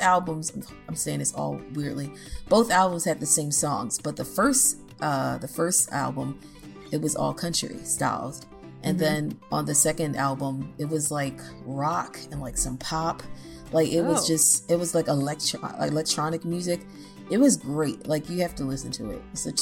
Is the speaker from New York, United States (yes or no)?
no; Baltimore, Maryland, United States; now in Nashville, United States; my hometown, Baltimore, Maryland